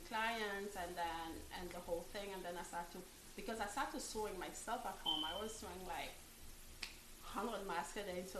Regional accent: France; English is a second language; moved away as an adult; also born or lived in Africa / Paris; now in Boston, United States; Yeah. I was born in Africa. Awesome. I grew up in France.

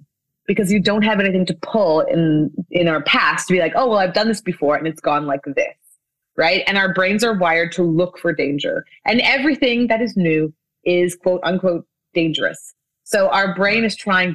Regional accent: Winnipeg, Manitoba, Canada; this is my hometown of Winnipeg in Canada

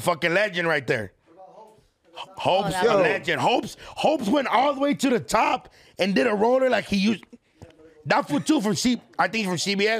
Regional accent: Los Angeles, California, United States; I'm from Echo Park. Okay, so born and raised in Echo Park.

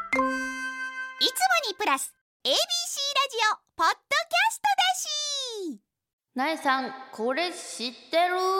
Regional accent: Gotemba, Shizuoka, Japan; 御殿場出身

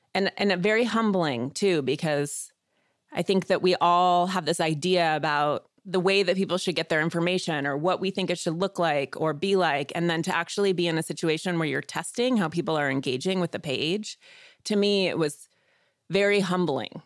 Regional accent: Missoula, Montana, United States; I was born in Missoula, Montana. which is a small, sort of liberal college town in the northwest part of the state. And I grew up outside of town.

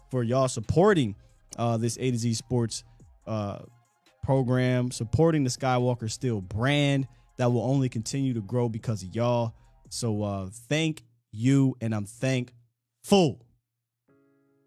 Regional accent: Pennsylvania, United States; I know where I'm from, right? I'm from Pennsylvania

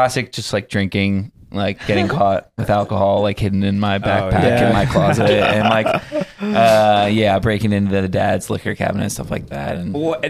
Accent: Raleigh, North Carolina, United States; moved away as an adult; now in Los Angeles, United States; Yeah, I grew up in Raleigh, North Carolina.

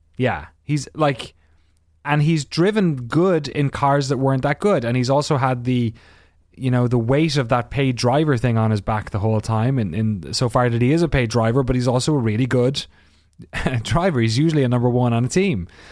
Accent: Ireland; as an Irish person

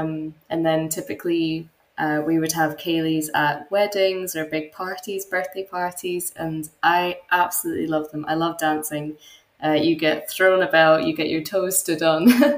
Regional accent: Helensburgh, Scotland, United Kingdom; I grew up in a very small coastal town on the west coast of Scotland. It was actually where the TV was invented by John Logie Baird. So although it's not a super well-known town here, it's actually got quite a rich history. So it was a very small town, probably 15,000 people population-wise.

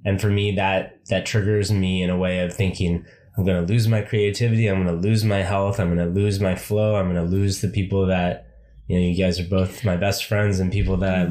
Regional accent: United States; moved away as an adult; I haven't really seen myself as an American for a long time

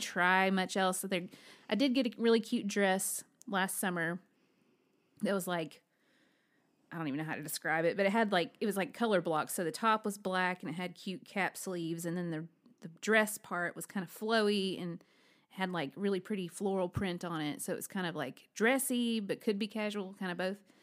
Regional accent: Alabama, United States; I am from Alabama.

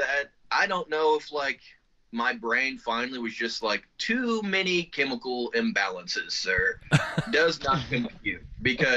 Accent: Spencer, Indiana, United States; It's Spencer, Indiana

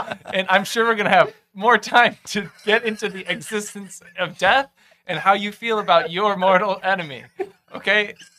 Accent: Massachusetts, United States; We're all from Massachusetts, right?

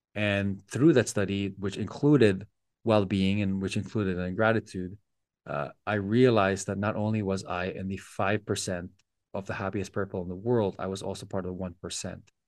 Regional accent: Philippines; our house in the Philippines

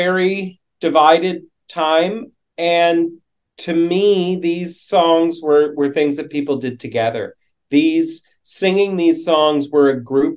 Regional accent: Vancouver, British Columbia, Canada; I'm from Vancouver

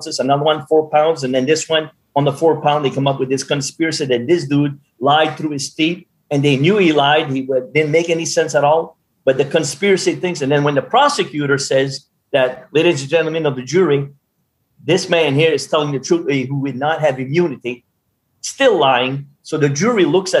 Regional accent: Madawaska, Maine, United States; my hometown of 5,000 people up in Madawaska

